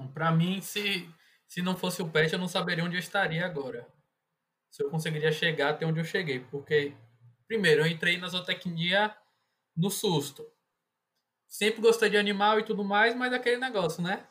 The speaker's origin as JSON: {"language": "Portuguese", "town": "Salvador", "region": "Bahia", "country": "Brazil", "tie": "born or raised there", "also_born_or_lived": "Caetité, Bahia", "said": "eu sou do interior da Bahia, sou de Caetité, mas sempre morei em Salvador"}